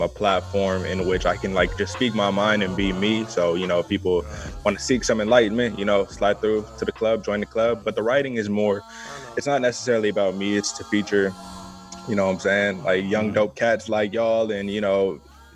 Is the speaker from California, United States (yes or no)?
yes; California, United States; now in Portland, United States; I am from California, but I moved to Portland